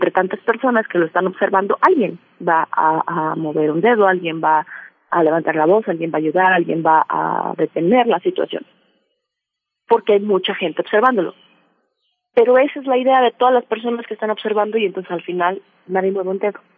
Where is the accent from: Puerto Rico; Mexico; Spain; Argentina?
Mexico; Veracruz; Es una leyenda eh, que aquí en Veracruz, yo soy originaria de Veracruz, eh, es muy conocida y que yo escuché desde que era muy niña